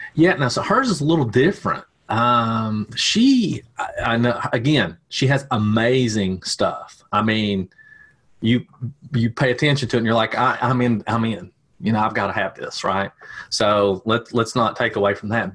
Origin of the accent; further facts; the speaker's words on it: Tennessee, United States; I am from Tennessee